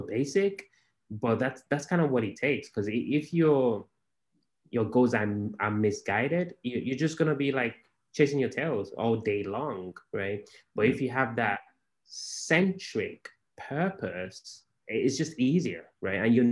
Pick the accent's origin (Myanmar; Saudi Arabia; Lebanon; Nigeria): Nigeria; moved away as an adult; also born or lived in Baltimore, United States; now in Houston, United States; I was born in Africa in a place called Nigeria